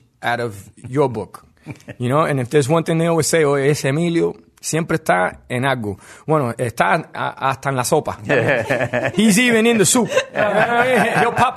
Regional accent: Miami, Florida, United States; I grew up in Miami in the 80s

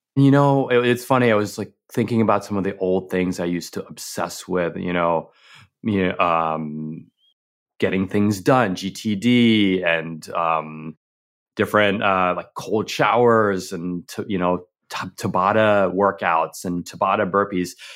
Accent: New York, United States; growing up in New York

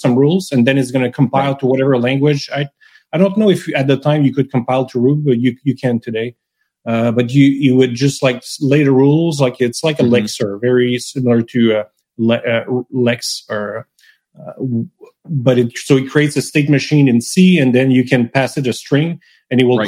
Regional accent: Canada; first language French; English is a second language; also born or lived in Montreal; I'm French Canadian, right? I, am mm-hmm. French. I've been speaking French my whole life. I was raised in French, school in French

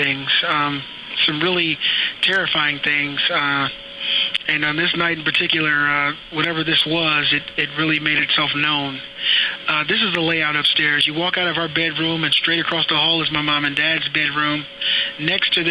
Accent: Akron, Ohio, United States; I grew up in Akron, Ohio

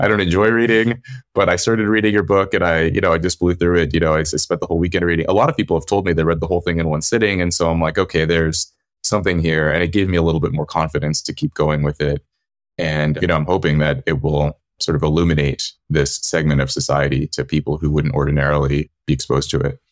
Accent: California, United States; the people I grew up around in California

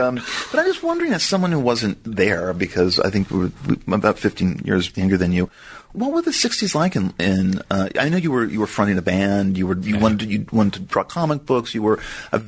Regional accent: Southern California, United States; as a child of the 1980s, that there is something magical, no matter what, about growing up in Southern California to a degree.

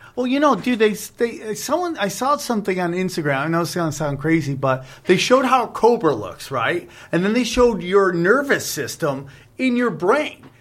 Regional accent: upstate New York, United States; upstate New York, where I'm from

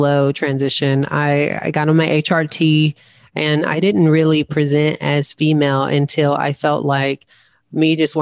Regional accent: the South, United States; growing up in the South

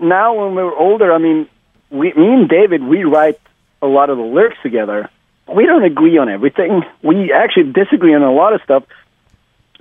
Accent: Sweden; the whole 90s scene in my hometown, I even live in a small town, I still live here

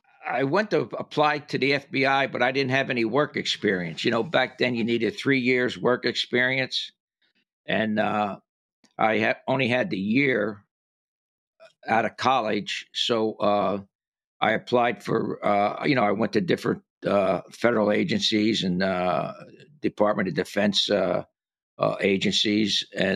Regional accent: Paterson, New Jersey, United States; moved away as an adult; also born or lived in Jacksonville, Florida; growing up in Paterson, New Jersey

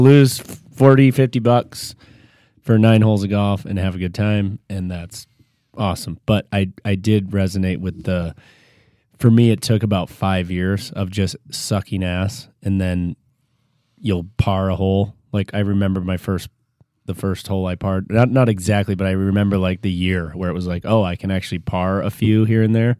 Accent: Michigan, United States; Growing up in Michigan

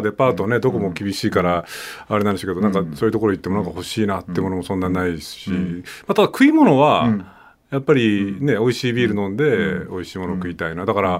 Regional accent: Nagano, Japan; now in Tokyo, Japan; 僕も長野出身だから

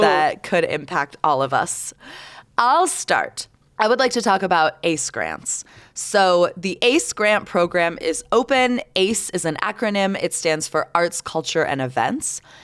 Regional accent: Canada; now in United States; I'm Canadian

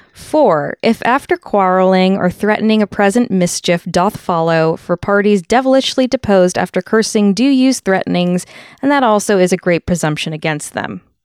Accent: Fairfield, Connecticut, United States; I grew up in Fairfield, Connecticut

